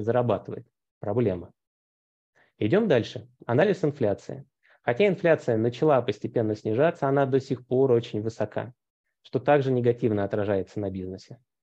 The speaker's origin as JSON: {"language": "Russian", "region": "Moscow Oblast", "country": "Russia", "tie": "born or raised there", "said": "Московская область, откуда я родом"}